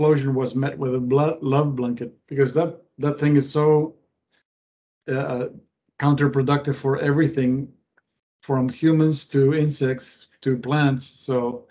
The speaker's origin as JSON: {"language": "English", "country": "Argentina", "tie": "born or raised there", "moved": "yes", "said": "I grew up in Argentina and in the years of black and white television."}